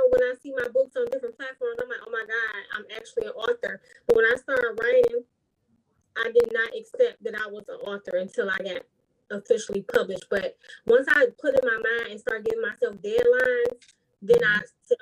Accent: Detroit, Michigan, United States; I'm from Detroit, Michigan, born and raised.

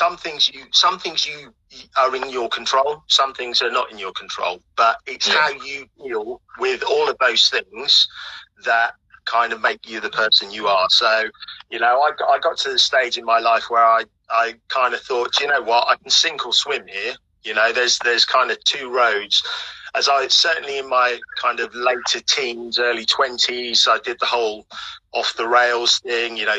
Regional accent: Norfolk, East of England, United Kingdom; also born or lived in Kumasi, Ghana; I was actually born in Ghana, and came to the UK when I was about three. Subsequently, I grew up in foster care from coming into the UK, so I've pretty much lived in Norfolk all my life

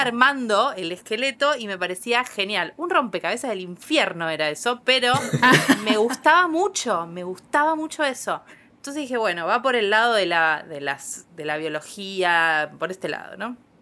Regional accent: Quilmes, Buenos Aires Province, Argentina; yo soy de Quilmes. Eh, y la universidad quedaba a 10 cuadras de mi casa

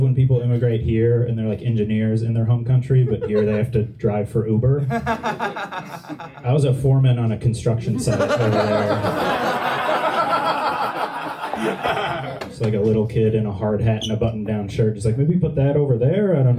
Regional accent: Minnesota, United States; I'm from Minnesota.

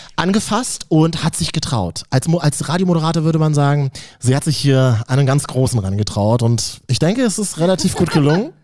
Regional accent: Berlin, Germany; als Berliner

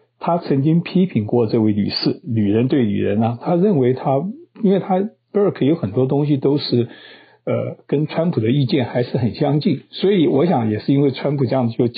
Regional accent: Taiwan; now in United States; 跟我很多朋友一样的观念，他们觉得呃，因为我们是台湾来的嘛，他们觉得中共多可恶

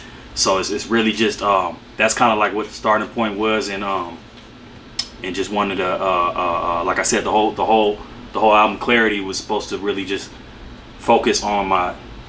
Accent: Santa Ana, California, United States; born or raised there

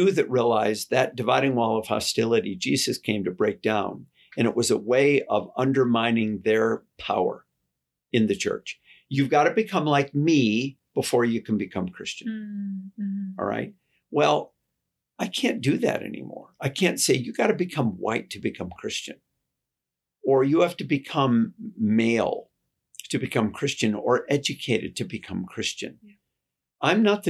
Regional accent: United States; I'm American

